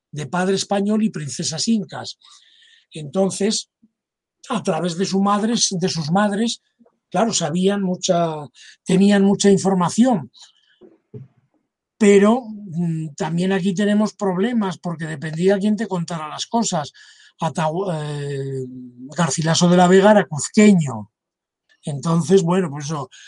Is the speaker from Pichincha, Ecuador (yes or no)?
yes; Quito, Pichincha, Ecuador; Yo soy quiteño.